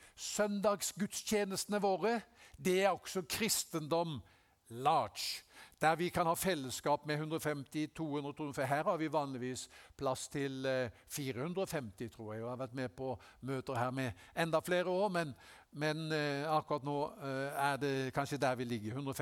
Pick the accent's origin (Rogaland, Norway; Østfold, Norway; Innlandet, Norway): Rogaland, Norway; Haugesund; Jeg ble en kristen da jeg var 17 eh, år gammel, hjemme i Haugesund.